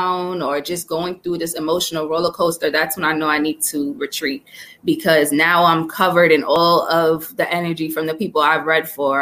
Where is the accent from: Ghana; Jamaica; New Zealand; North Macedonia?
Jamaica; growing up Jamaican